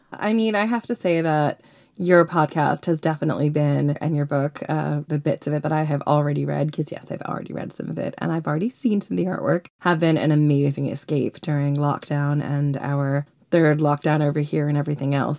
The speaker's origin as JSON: {"language": "English", "country": "United States", "moved": "as an adult", "lives_now": "United Kingdom", "said": "I know I'm American"}